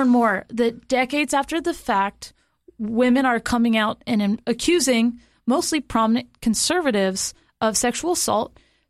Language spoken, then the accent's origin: English; Florida, United States; moved away as an adult; I'm from Florida. I got in-state tuition.